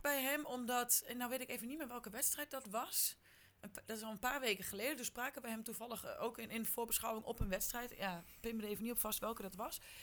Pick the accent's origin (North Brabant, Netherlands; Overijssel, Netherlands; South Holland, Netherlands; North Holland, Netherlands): Overijssel, Netherlands; Haaksbergen; want ik kom ook uit Haaksbergen